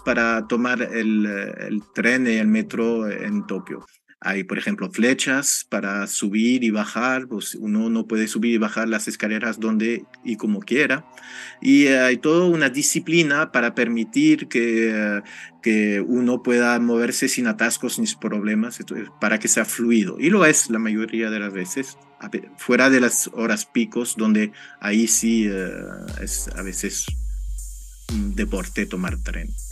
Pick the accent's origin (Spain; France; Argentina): France; Spanish is a second language; moved away; Como francés